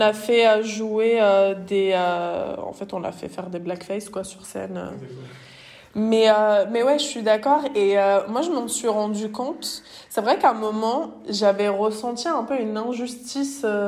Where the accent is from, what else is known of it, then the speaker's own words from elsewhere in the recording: Bondy, Île-de-France, France; je viens de Bondy, du coup, la ville de Kylian Mbappé